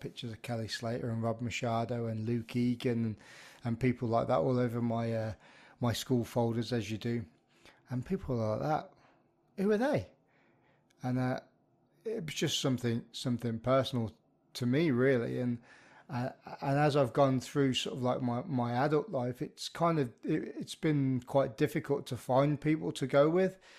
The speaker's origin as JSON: {"language": "English", "town": "Birmingham", "region": "West Midlands", "country": "United Kingdom", "tie": "born or raised there", "said": "I grew up in the Midlands of the U K, um, ara, around, uh, around the Birmingham area"}